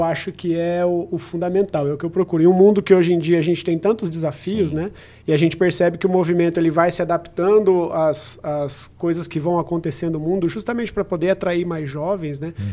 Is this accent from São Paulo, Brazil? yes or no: yes; Araçatuba, São Paulo, Brazil; now in São José do Rio Preto, Brazil; Eu, como sou de Aracatuba, por exemplo, natural de Aracatuba